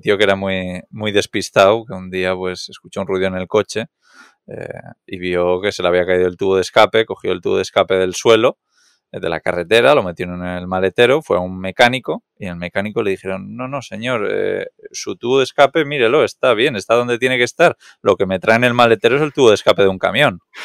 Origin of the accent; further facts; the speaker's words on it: Catalonia, Spain; Soy muy catalán